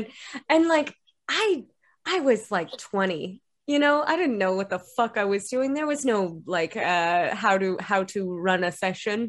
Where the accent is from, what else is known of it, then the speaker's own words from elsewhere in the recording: Ontario, Canada; now in Montreal, Canada; I am from Ontario, so it is like a little flash at home